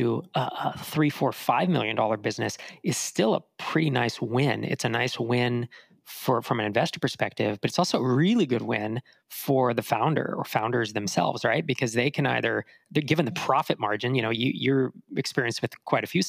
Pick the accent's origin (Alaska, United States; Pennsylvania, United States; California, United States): California, United States; Bay Area; moved away as an adult; also born or lived in Sacramento; I grew up in the Bay Area until, I'm trying to think, it was the mid-90s, and then I went to college in Sacramento